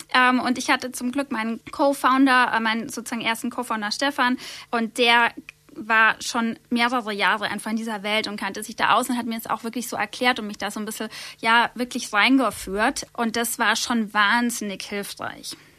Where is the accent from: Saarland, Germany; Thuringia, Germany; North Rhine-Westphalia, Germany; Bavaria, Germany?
Bavaria, Germany; Nördlingen; moved away as an adult; now in Munich, Germany; ich bin gebürtig aus Nördlingen, das ist in Nordschwaben, und bin aufgewachsen auf einem kleinen Dorf, Löpsingen